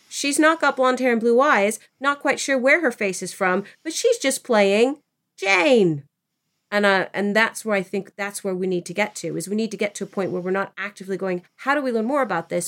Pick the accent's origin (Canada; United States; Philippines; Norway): Philippines; I'm Filipino